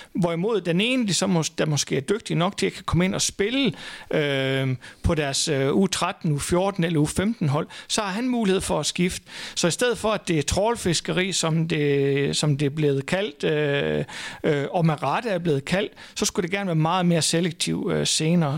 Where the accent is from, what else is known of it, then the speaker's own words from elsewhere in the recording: Thy, North Denmark Region, Denmark; et lille område ude i Thy, hvor jeg kommer fra